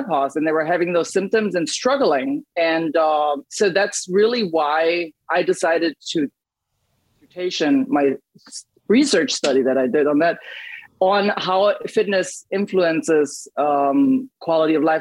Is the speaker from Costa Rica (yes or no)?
no; Germany; moved away; I grew up in Germany